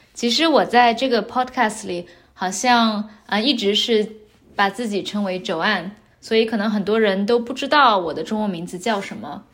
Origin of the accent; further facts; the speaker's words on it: China; 我是从中国的农村长大的